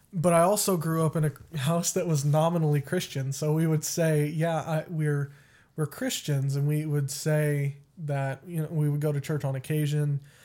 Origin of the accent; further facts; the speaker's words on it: West Texas, United States; moved away; also born or lived in Colorado; I was born in Colorado and raised in Texas